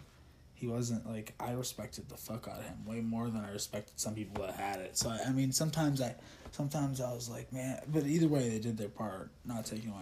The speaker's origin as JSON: {"language": "English", "town": "Deerfield", "region": "Illinois", "country": "United States", "tie": "born or raised there", "also_born_or_lived": "Chicago, Illinois / Vernon Hills, Illinois / Buffalo Grove, Illinois", "said": "Deerfield, Illinois. I was born in Chicago, so Deerfield's a suburb of Chicago."}